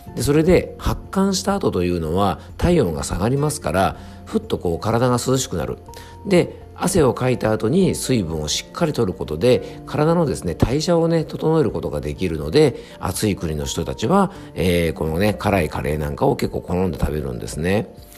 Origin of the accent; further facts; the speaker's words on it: Yamanashi, Japan; 僕の地元のね山梨県